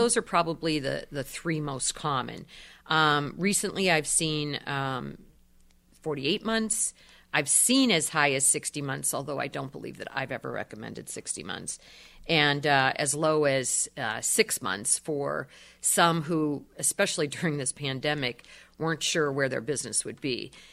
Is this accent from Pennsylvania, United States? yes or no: yes; Erie, Pennsylvania, United States; I was born and raised in Erie